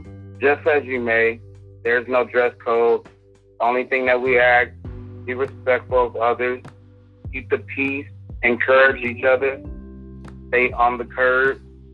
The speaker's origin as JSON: {"language": "English", "town": "Los Angeles", "region": "California", "country": "United States", "tie": "born or raised there", "said": "I grew up in Los Angeles. I've seen that 1992 LA riot."}